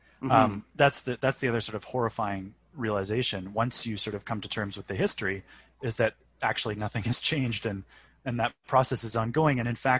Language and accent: English; Vancouver, British Columbia, Canada; growing up in Vancouver, our house, the house that I grew up in East Van, was probably one of the older standing structures in the city.